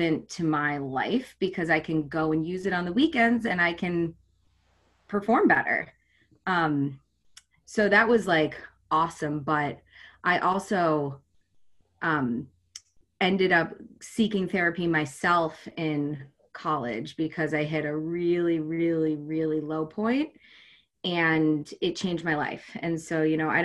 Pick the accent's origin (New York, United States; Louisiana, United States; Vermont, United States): Vermont, United States; moved away as an adult; also born or lived in Connecticut; now in Boston, United States; I was born in Connecticut, but I grew up in Vermont